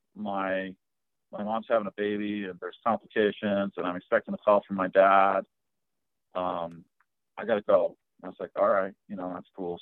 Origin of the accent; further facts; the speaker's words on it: Preston, Idaho, United States; also born or lived in Texas; I was born in Texas, but my parents are from Idaho, both of them. And so I was raised in uh, Preston, Idaho, almost my whole life.